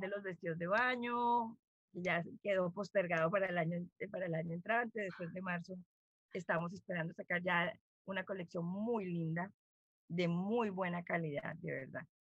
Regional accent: Bogotá, Colombia; moved away as an adult; now in Riohacha, Colombia; yo soy una bogotana

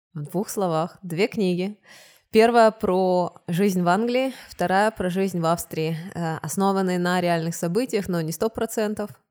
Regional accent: Odesa, Odesa Oblast, Ukraine; also born or lived in Kyiv, Ukraine / England; now in Tyrol, Austria; я из Одессы переехала в Киев

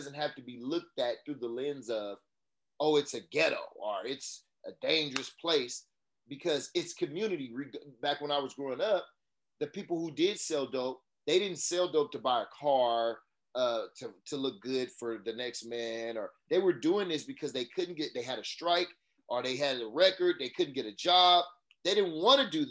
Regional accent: Oakland, California, United States; I'm from West Oakland. I went to elementary, junior high a little bit

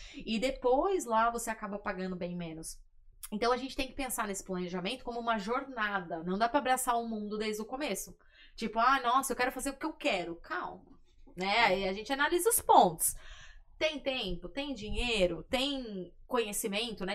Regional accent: Brazil; a gente é brasileiro

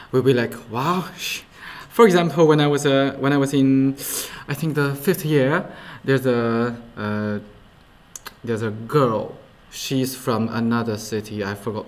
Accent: Xianyang, Shaanxi, China; Xi'an and my hometown Xianyang, it used to be two different cities.

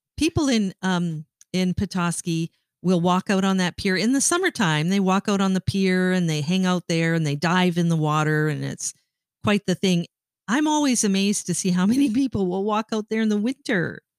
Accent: Sault Ste. Marie, Ontario, Canada; growing up in Sault Ste. Marie, Ontario

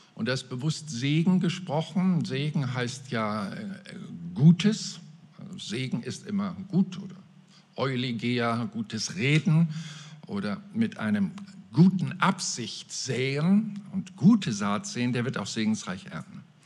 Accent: Mecklenburg-Vorpommern, Germany; bei uns in Mecklenburg-Vorpommern

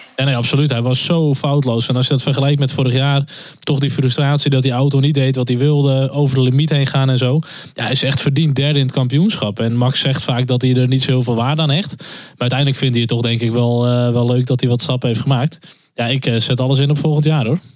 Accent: Netherlands; als Nederlanders

